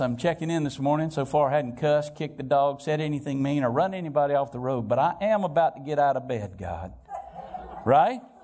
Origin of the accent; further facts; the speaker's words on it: Valparaiso, Florida, United States; I'm from Valparaiso, Florida